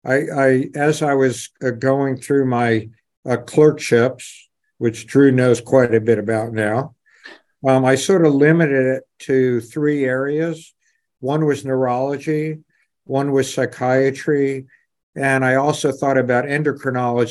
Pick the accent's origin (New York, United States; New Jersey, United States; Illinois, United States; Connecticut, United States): New York, United States; New York City; moved away as an adult; also born or lived in Boston / North Carolina / Atlanta; I was brought up in New York City, lived on the top floor of a walk-up tenement in the Bronx